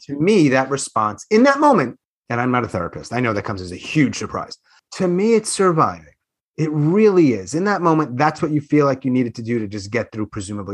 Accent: Long Island, New York, United States; moved away; also born or lived in Queens / Manhattan; I grew up on Long Island

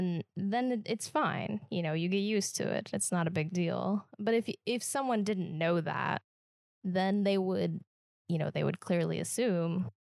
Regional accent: Midwest, United States; accent: Midwestern; I have a standard American accent, which is a real thing. But it's like, no, you don't actually. you have a Midwestern accent.

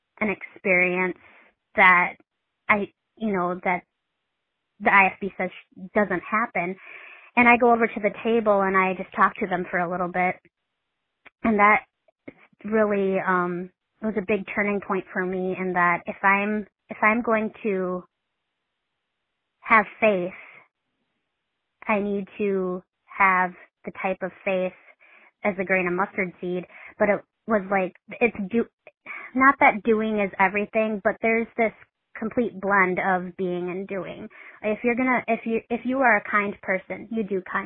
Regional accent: Midwest, United States; I'm from the Midwest.

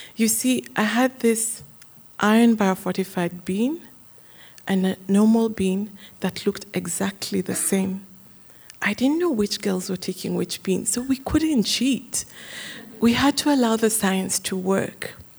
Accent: Kenya; Growing up in Kenya

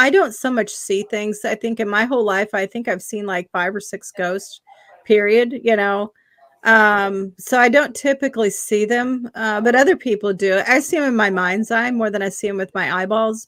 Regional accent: Indiana, United States; moved away as an adult; also born or lived in Massachusetts; I was in Massachusetts for 30 years before I moved back to Indiana, which is my home state

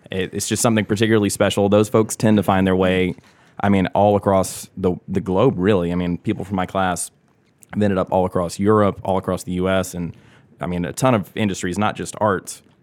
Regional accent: Augusta, Georgia, United States; moved away as an adult; also born or lived in New York; born and raised in Augusta, took a detour to New York, uh, moved back here.

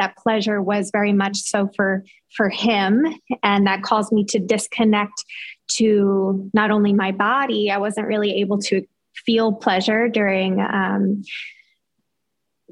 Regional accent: New York, United States; moved away as an adult; also born or lived in Los Angeles; I grew up in New York, but I moved with that boyfriend

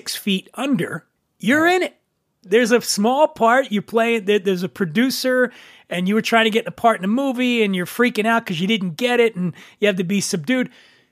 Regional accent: Philadelphia, Pennsylvania, United States; I grew up in Philly.

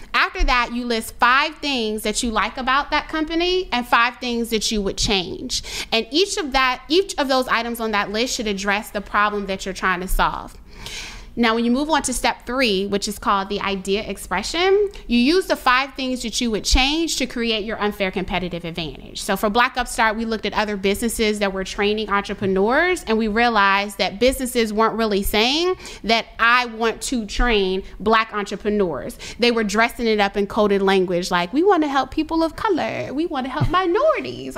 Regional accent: Richmond, Virginia, United States; I'm from Richmond

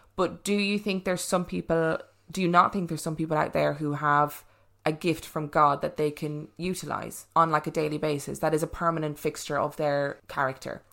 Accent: Ireland; I was brought up in Catholic Ireland.

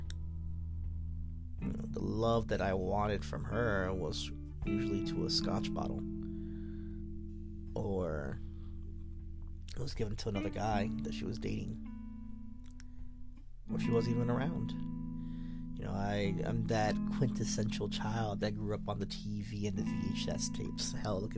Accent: New York City, New York, United States; moved away as an adult; now in Arizona, United States; I grew up in the Bronx, New York. East 236th Street, White Plains Road. Born in Albert Einstein Hospital on East Tremont Avenue. Moved to Arizona when I was like 28

